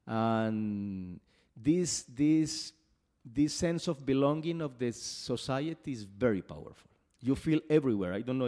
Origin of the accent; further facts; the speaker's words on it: Medellin, Antioquia, Colombia; English is a second language; Yes, I am from Medellin